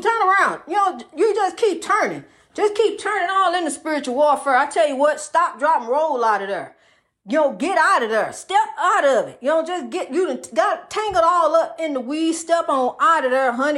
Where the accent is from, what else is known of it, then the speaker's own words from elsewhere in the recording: New York City, New York, United States; growing up in Spanish Harlem